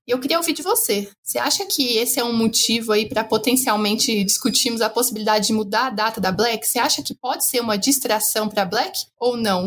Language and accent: Portuguese; Brazil; como brasileira